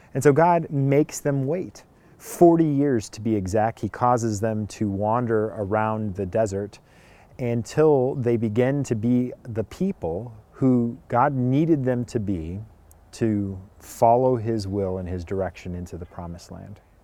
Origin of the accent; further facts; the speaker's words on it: California, United States; I grew up in California